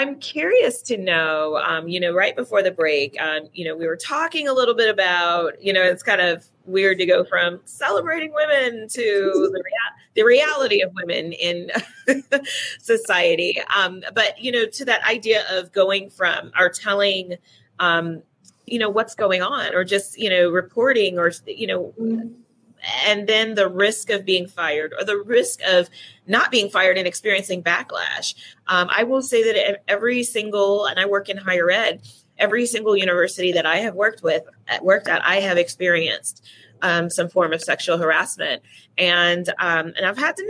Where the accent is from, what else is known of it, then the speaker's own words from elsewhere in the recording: California, United States; I'm from California.